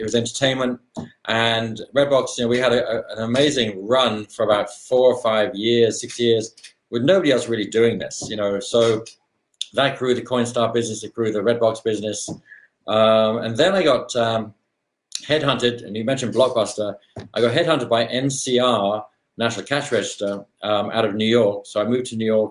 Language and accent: English; London, United Kingdom; moved away as an adult; now in Seattle, United States; I was born in London, Chelsea, born in Chelsea in Kensington area, Chelsea supporter for those who are Chelsea fans out there, all my life, still am. Lived in that whole area of London, really, for my school years.